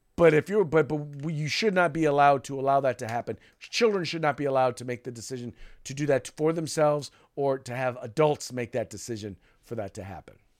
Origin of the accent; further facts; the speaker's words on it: United States; a black man growing up in the United States